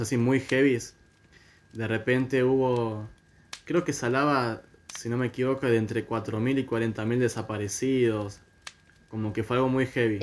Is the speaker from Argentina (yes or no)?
yes; Argentina; soy argentino.